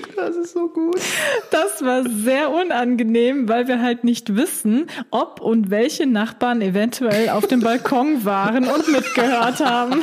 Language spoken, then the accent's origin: German; Germany; bei uns in Deutschland